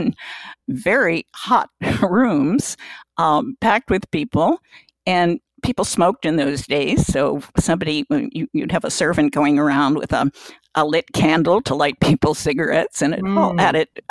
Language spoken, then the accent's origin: English; New Jersey, United States; moved away as an adult; I was from New Jersey